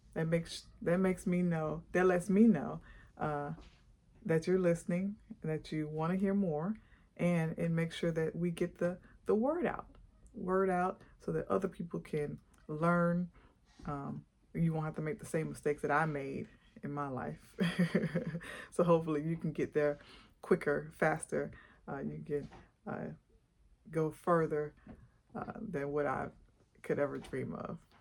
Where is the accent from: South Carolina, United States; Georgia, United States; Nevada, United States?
Georgia, United States; Atlanta; also born or lived in Montgomery, Alabama; I am actually from Atlanta, Georgia